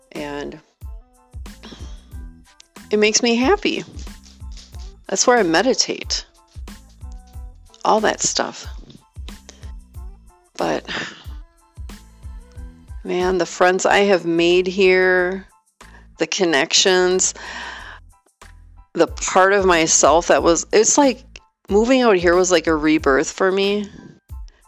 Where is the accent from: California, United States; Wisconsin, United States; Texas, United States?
Wisconsin, United States; born or raised there; moved away